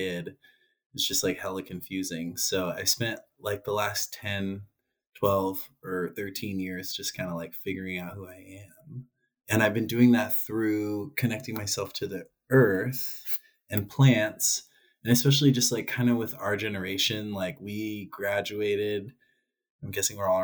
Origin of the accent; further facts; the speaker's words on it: Vallejo, California, United States; moved away as an adult; also born or lived in Eugene, Oregon / Corvallis, Oregon; now in Portland, United States; I was born in Vallejo, moved up here, or I lived in California until I was graduated high school, and then I moved to Oregon in 2009